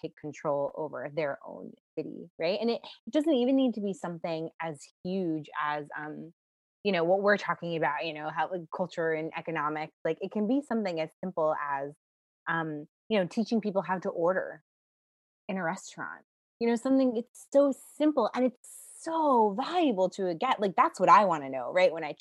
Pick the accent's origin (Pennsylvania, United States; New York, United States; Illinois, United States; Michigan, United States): New York, United States; New York City; I'm from New York City.